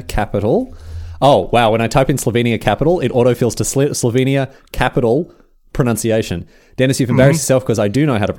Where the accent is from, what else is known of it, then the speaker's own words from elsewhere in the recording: Australia; Yes, I'm Australian.